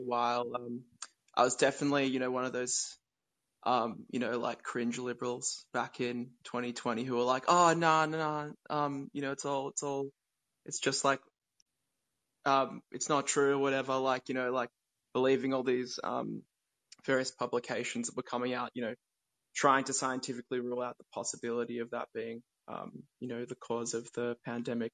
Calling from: Australia; I'm calling in from Australia

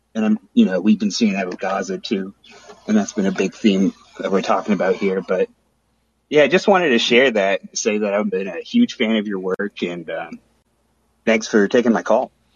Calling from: Springfield, Missouri, United States; I'm calling from um, Springfield, Missouri

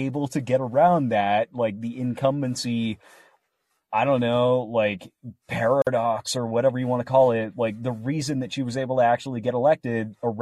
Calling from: Pacific Northwest, United States; I'm calling from the PNW

